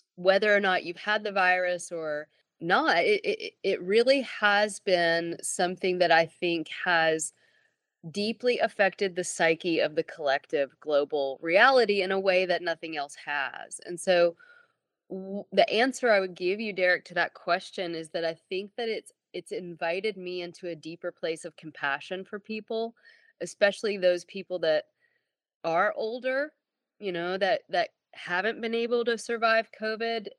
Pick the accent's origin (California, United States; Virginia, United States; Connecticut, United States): Virginia, United States; Abingdon; also born or lived in Tennessee / Madrid, Spain / India; I was born in Abingdon, Virginia, and I grew up Southern Baptist in the American Bible Belt, Deep South